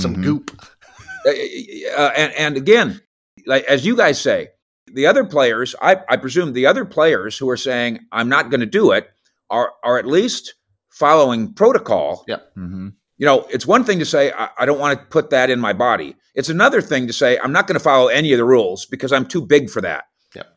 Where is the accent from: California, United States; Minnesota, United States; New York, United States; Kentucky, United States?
Minnesota, United States; I grew up in Minnesota